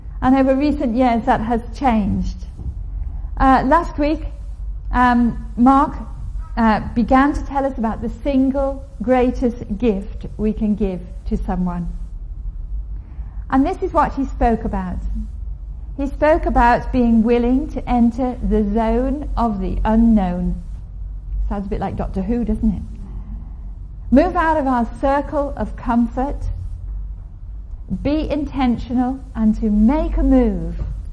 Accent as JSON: {"language": "English", "town": "Liverpool", "region": "North West England", "country": "United Kingdom", "tie": "born or raised there", "said": "I was brought up in … country"}